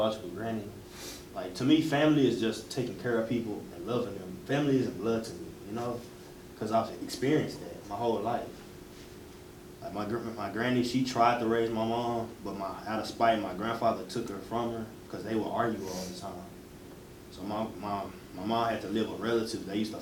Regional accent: Dallas, Texas, United States; now in Mesquite, United States; growing up, I grew up in Pleasant Grove

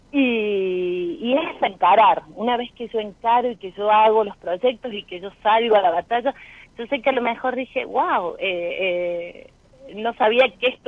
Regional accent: Villa Mercedes, San Luis, Argentina; De Villa Mercedes, de San Luis.

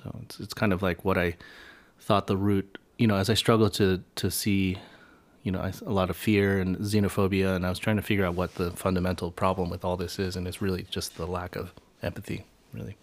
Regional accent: United States; Asian Americans have this bi-, duality in which we are privileged to some extent

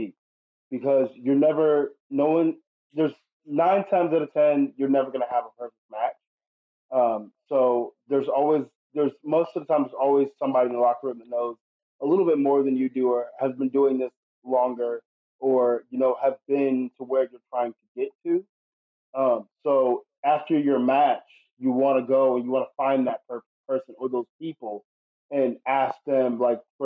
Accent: Atlanta, Georgia, United States; I am from Atlanta, Georgia

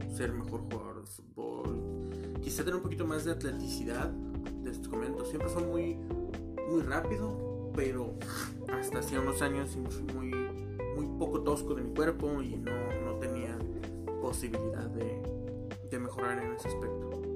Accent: Mexico; también soy mexicano. Este, vivo en la República Mexicana de México

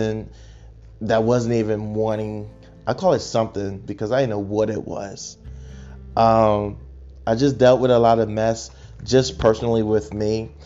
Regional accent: Chester, Pennsylvania, United States; also born or lived in Arkansas; now in Texas, United States; I'm born and raised in Chester, Pennsylvania

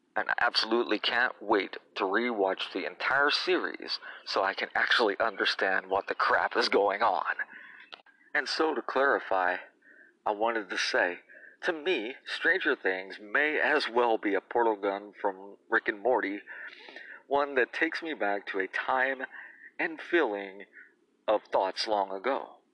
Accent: Indiana, United States; also born or lived in Tennessee / Illinois; I've lived in Indiana since grade school, having moved here uh, from Tennessee, and I was born in Illinois.

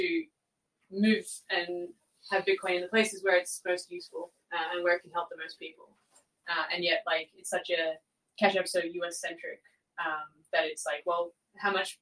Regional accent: Australia; I'm Australian

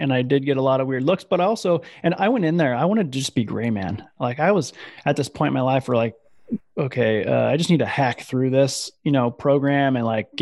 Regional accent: Iowa, United States; I grew up in Iowa

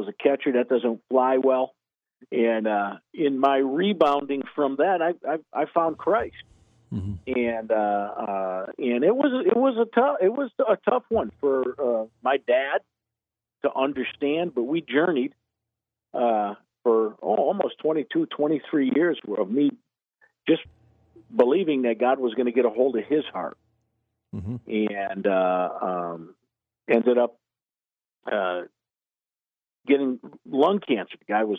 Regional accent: Connecticut, United States; moved away as an adult; now in Concord, United States; As you can tell from my accent, I'm not originally from here. I'm from Connecticut, and I've been down here 20 years

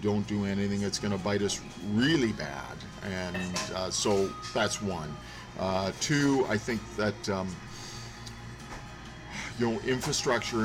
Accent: North Shore, British Columbia, Canada; moved away as an adult; now in Whistler, Canada; I grew up just down on the North Shore

